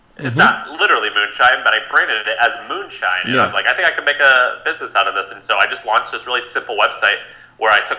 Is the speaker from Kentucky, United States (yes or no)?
no; Missouri, United States; I'm from Missouri, the Midwest, the middle of America